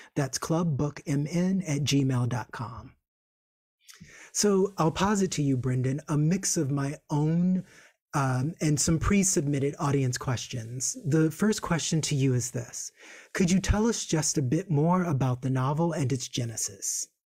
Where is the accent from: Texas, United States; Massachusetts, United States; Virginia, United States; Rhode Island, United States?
Virginia, United States; I'm from Virginia, which is hop, skip, and a jump away